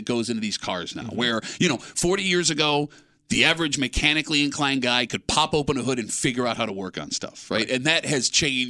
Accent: Gates, New York, United States; I grew up in Gates

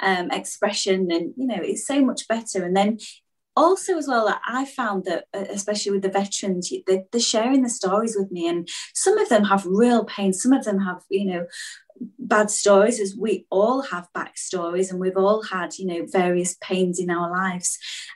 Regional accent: Beverley, Yorkshire and the Humber, United Kingdom; Oh yes, I'm posh from Beverley in East Yorkshire.

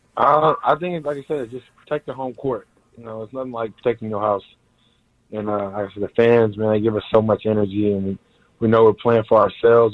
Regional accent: Houston, Texas, United States; moved away as an adult; also born or lived in Fort Worth, Texas / Columbus, Ohio; now in San Diego, United States; I was from Houston

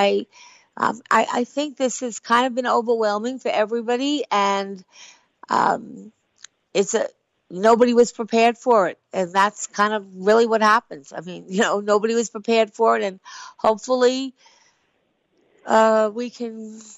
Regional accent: Long Island, New York, United States; I'm from Long Island

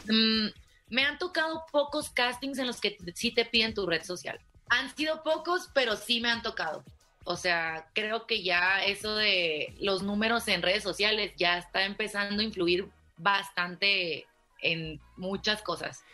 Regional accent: Ciudad Obregón, Sonora, Mexico; now in Mexico City, Mexico; vivía en Obregón, Sonora, que es de donde soy

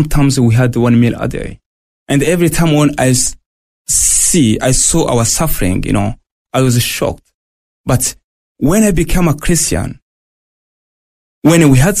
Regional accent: Burundi; moved away as an adult; also born or lived in Tanzania; now in Australia; I was born in Burundi, 1979.

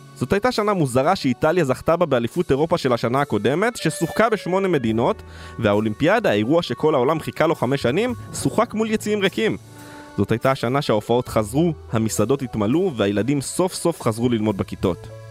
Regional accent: Israel; כילד שגדל בקיבוץ בשנות ה-90

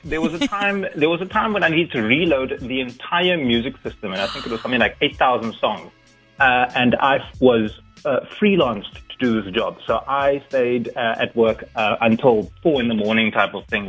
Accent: Cape Town, Western Cape, South Africa; I'm originally from Cape Town

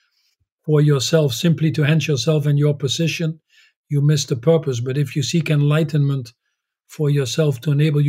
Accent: Netherlands; When I was born in the Netherlands

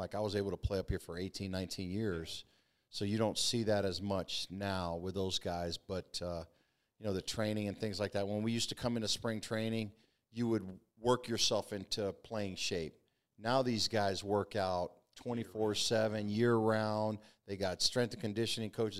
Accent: Florida, United States; moved away as an adult; also born or lived in Mobile, Alabama; I grew up in Florida

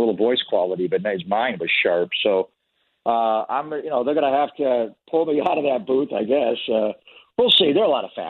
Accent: East Coast, United States; I'm not from here. She's not from here. I'm from the East Coast. She's from LA, and there's always other options, but we love the Bay Area.

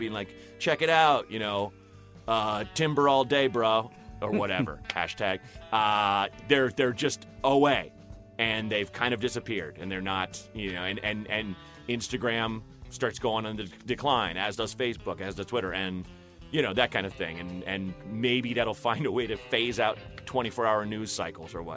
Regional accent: the Northwest, Pacific Northwest, United States; moved away; I grew up in the Northwest

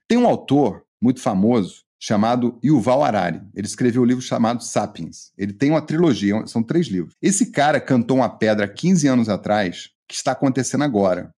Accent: Rio de Janeiro, Brazil; now in Minas Gerais, Brazil; eu, moro em Minas há muito tempo, mas eu sou carioca

